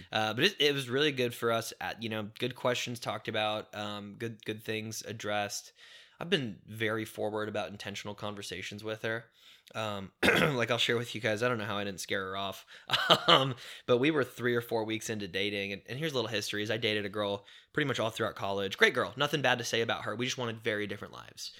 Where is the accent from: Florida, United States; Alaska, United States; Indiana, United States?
Indiana, United States; also born or lived in Chicago, Illinois; when my dad did leave and we moved from Chicago to Indiana